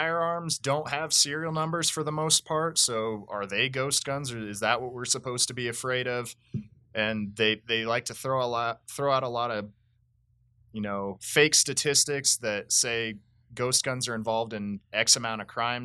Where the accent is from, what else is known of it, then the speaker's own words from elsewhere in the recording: Colorado, United States; my home state of Colorado